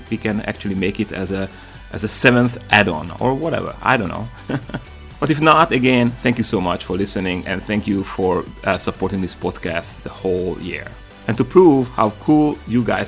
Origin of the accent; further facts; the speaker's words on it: Slovakia; now in United States; we are both from Slovakia